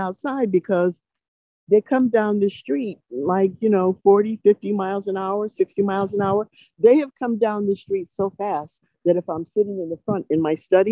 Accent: West Haven, Connecticut, United States; I grew up a little in New Haven. The rest was in West Haven

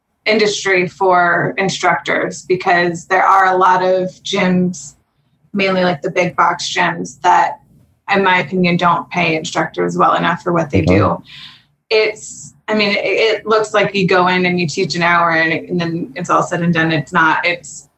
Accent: Pittsburgh, Pennsylvania, United States; now in Los Angeles, United States; I grew up in Pittsburgh, Pennsylvania.

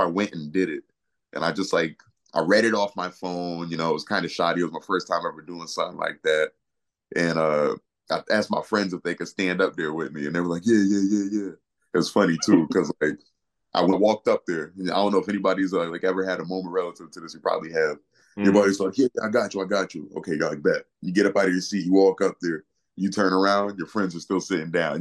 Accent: Naugatuck, Connecticut, United States; the first time I ever performed was actually at the YMCA in my hometown, Naugatuck, Connecticut.

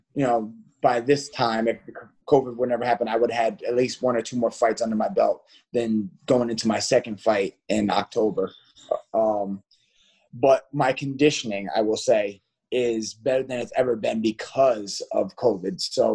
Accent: South Carolina, United States; now in Connecticut, United States; I'm from South Carolina originally. I moved to Connecticut in 2014.

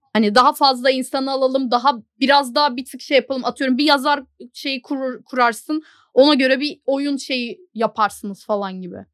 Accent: Turkey; Türk'üm dedim.

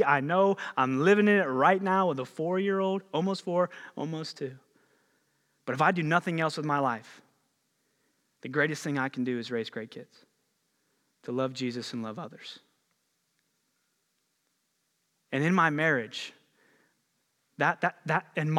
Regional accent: Ohio, United States; I grew up just outside of the Ohio Valley over in Ohio a little bit.

